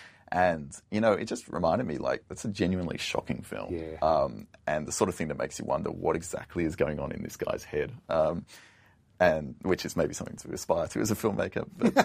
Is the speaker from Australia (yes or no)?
yes; Canberra, Australian Capital Territory, Australia; growing up in Canberra, the sort of trashy, pointless nightclub, shopping mall, late nights on the computer at home life